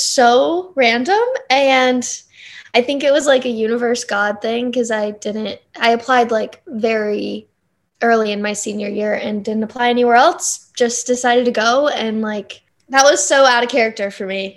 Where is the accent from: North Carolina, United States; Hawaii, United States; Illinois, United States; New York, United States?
North Carolina, United States; moved away as an adult; now in Nashville, United States; I'm from North Carolina